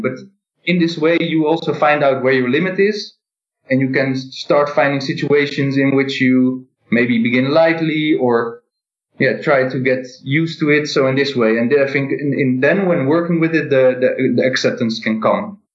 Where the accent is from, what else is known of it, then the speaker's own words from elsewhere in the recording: Netherlands; I am in the Netherlands and I'm from the Netherlands